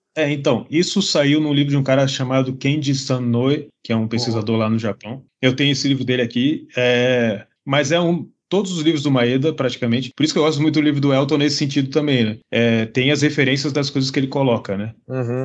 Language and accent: Portuguese; Brazil; sou lá do Brasil